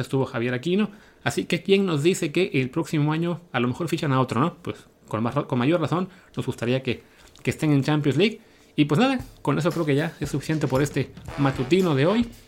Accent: Mexico; como mexicanos

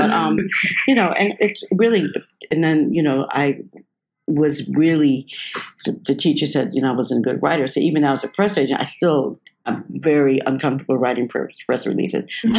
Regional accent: Westbury, New York, United States; I grew up in Westbury, Long Island in 1943. My father was 40 years old. I was his firstborn.

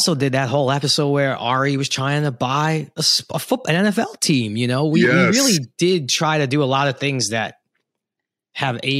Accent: New York City, New York, United States; I'm from Brooklyn. I'm not actually from Queens

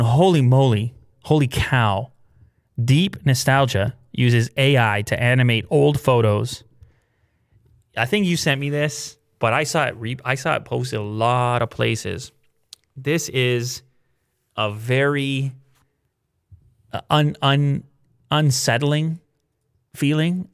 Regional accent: Canada; we're coming from the Canadian perspective

